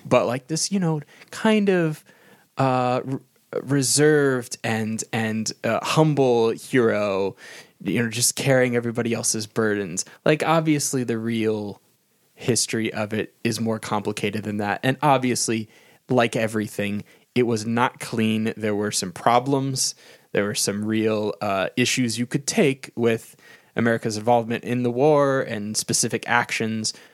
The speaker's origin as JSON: {"language": "English", "country": "United States", "said": "I'm an American"}